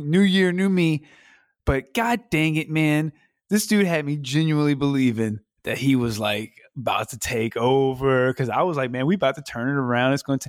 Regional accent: Virginia, United States; I'm from Virginia. Who am I supposed to root for from Virginia?

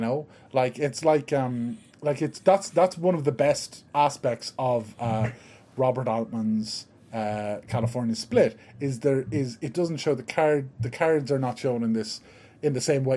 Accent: Ireland; I'm from Ireland

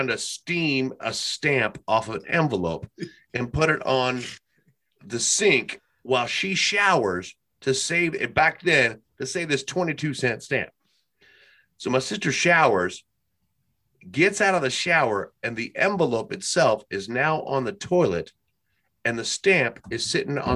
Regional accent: Kentucky, United States; We're from Kentucky.

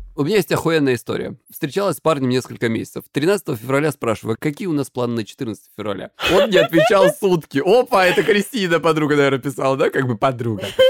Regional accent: Krasnodar Krai, Russia; я с Кубани

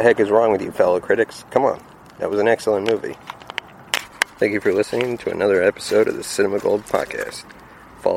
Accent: Texas, United States; I'm a Texan myself

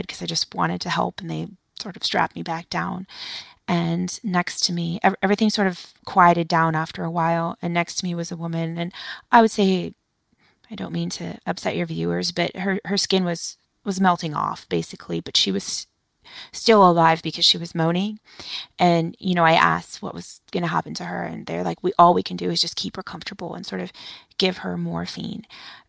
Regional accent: United States; as a white woman, you know, growing up in the United States

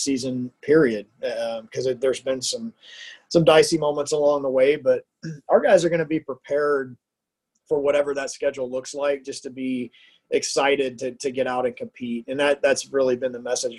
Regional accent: Houston, Texas, United States; moved away as an adult; now in Lincoln, United States; I'm a Texan. I grew up in the Houston area

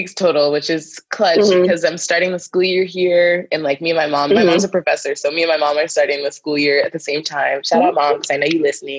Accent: Northeast, United States; but I'm from the Northeast. Like if I drive 3 hours, I'm in a whole different state.

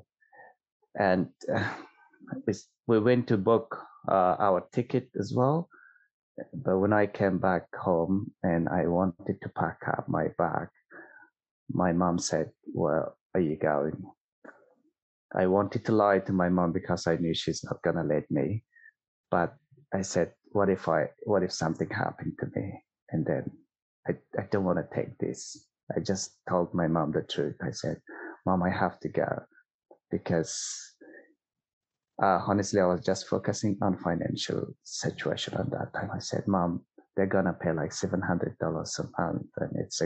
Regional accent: Kabul, Afghanistan; English is a second language; moved away as an adult; also born or lived in Pakistan; now in Australia; I was born in Kabul, and my father and my mom, they both grown in Kabul, and they were sort of, that was their home

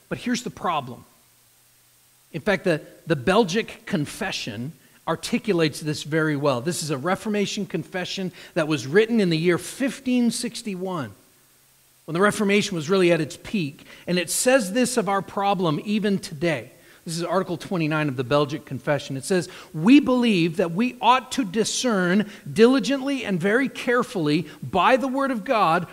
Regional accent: New Hampshire, United States; moved away as an adult; also born or lived in Concord, New Hampshire; now in Bellefontaine, United States; where Chris and I grew up in New Hampshire

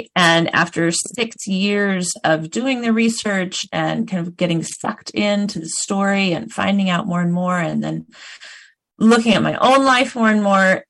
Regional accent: Oregon, United States; born there; moved away; also born or lived in Minneapolis / Chicago / New Jersey; I was born here in Oregon. I have family who've been in Oregon for generations, but I moved away for most of my life, and I lived in places like Minneapolis and Chicago and New Jersey

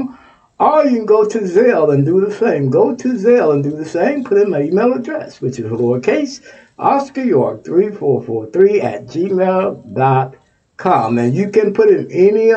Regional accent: Texas, United States; Texas, my home state

